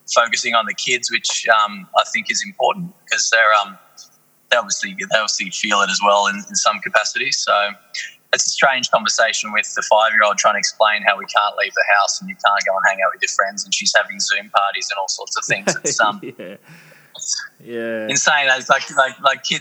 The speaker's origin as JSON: {"language": "English", "country": "Australia", "said": "we're Australians. We're just going to keep being Australian"}